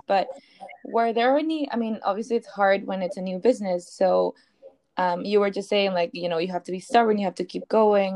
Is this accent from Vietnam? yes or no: no; Peru; I'm also not from the US, I'm from Peru.